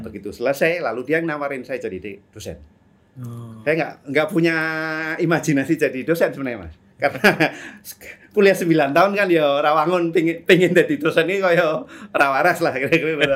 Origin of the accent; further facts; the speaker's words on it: Pekalongan, Central Java, Indonesia; saya orang Pekalongan